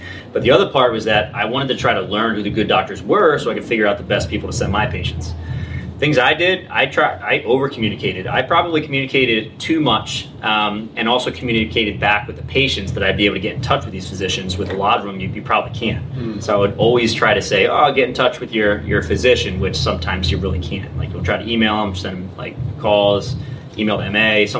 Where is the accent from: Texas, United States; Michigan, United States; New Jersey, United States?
New Jersey, United States; also born or lived in Colorado; because I came from New Jersey, and then I went to Colorado